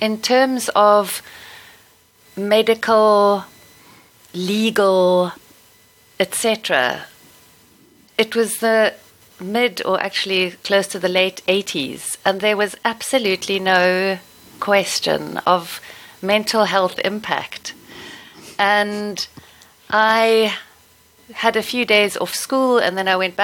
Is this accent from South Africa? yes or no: yes; Stellenbosch, Western Cape, South Africa; Growing up in Stellenbosch, surrounded by winelands